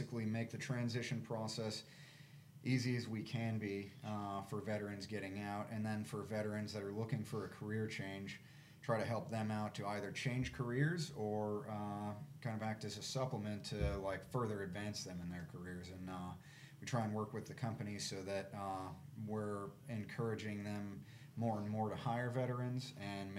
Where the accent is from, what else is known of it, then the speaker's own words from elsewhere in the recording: Georgia, United States; I grew up in Georgia.